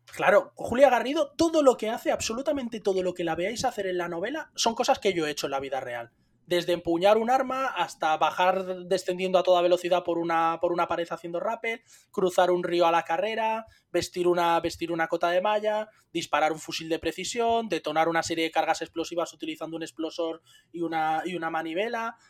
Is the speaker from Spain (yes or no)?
yes; Spain; los españoles somos gente bendecida y maldita